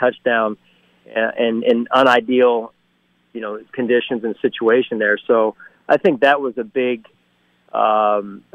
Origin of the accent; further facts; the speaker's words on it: outside of Philadelphia, Pennsylvania, United States; now in Buffalo, United States; being raised where I was raised around outside of Philadelphia with my parents